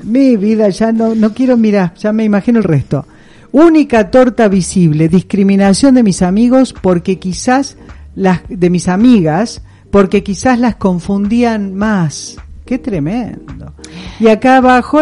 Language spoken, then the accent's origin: Spanish; Rosario, Santa Fe, Argentina; now in Córdoba, Argentina; en Rosario, donde yo vengo